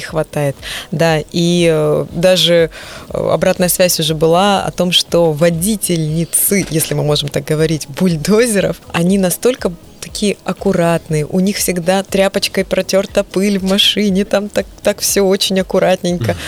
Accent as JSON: {"language": "Russian", "town": "Vladivostok", "region": "Primorsky Krai", "country": "Russia", "tie": "born or raised there", "said": "я сама родилась и выросла в Владивостоке"}